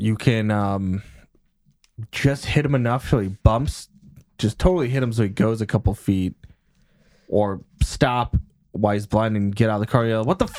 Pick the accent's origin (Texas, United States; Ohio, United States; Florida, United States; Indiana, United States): Ohio, United States; Cleveland; I grew up in Cleveland.